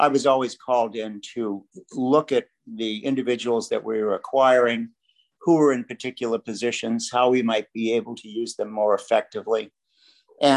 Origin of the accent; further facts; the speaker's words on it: Boston, Massachusetts, United States; moved away as an adult; also born or lived in Vermont / Miami / New York; I grew up in Boston and very much enjoyed living in the home of the Red Sox